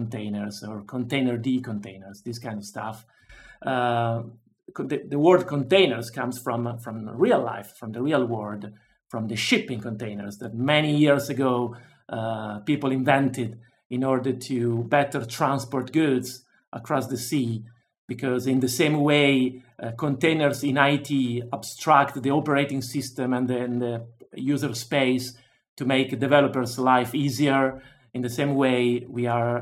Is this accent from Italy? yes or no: yes; Milan, Lombardy, Italy; moved away as an adult; also born or lived in London, United Kingdom; I decided to move back to my home country, and now I'm here in Italy, in Milano, my hometown.